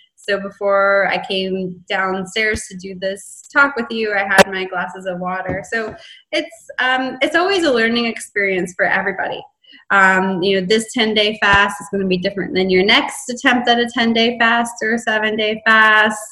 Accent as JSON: {"language": "English", "country": "Canada", "said": "I'm in Texas. I'm from Canada."}